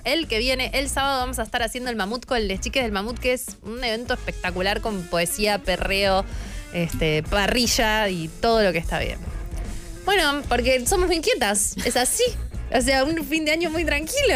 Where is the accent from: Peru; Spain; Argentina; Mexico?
Argentina; San Martín de los Andes, Neuquén; mi pueblo, San Martín de los Andes